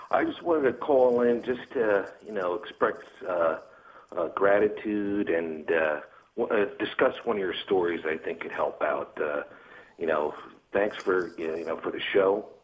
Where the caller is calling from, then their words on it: New Jersey, United States; New Jersey.